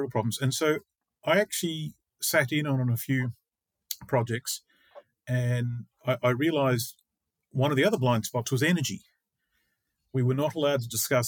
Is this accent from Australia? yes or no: yes; Australia; moved away as an adult; now in Finland; I'm from Australia